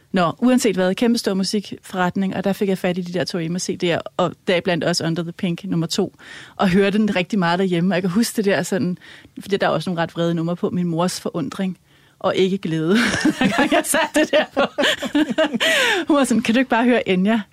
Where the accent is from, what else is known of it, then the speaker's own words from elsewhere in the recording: Helsinge, Capital Region of Denmark, Denmark; jeg er vokset op i Helsing, i, øh, i sådan et øh, rødt parcelhus